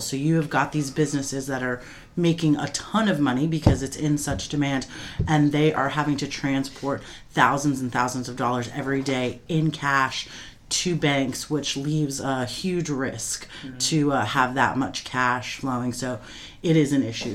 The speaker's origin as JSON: {"language": "English", "town": "Coral Springs", "region": "Florida", "country": "United States", "said": "I'm from Coral Springs, Florida."}